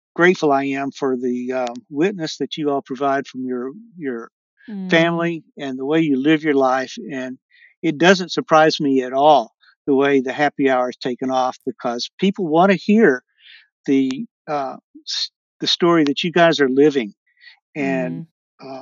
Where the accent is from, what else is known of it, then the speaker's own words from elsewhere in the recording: Texas, United States; I'm from Texas and I, I grew up with guns